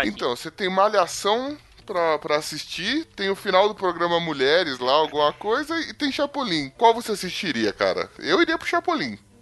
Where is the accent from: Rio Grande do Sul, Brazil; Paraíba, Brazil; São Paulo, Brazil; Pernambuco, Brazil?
São Paulo, Brazil; eu sou da Z L